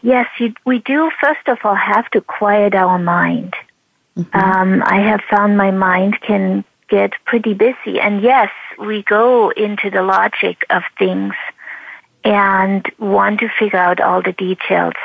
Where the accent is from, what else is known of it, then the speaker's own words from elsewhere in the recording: East Germany, Germany; moved away; growing up in East Germany under oppression